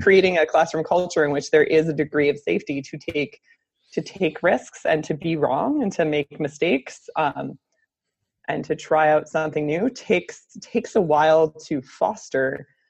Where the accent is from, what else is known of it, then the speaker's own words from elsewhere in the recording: United States; moved away as an adult; also born or lived in Baltimore, Maryland; now in Canada; I'm actually American